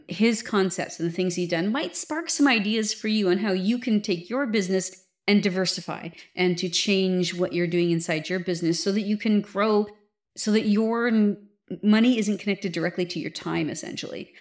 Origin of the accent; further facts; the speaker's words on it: Canada; being a Canadian